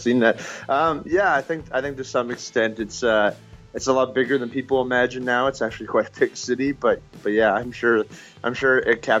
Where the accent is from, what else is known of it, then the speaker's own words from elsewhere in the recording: Canada; I'm Canadian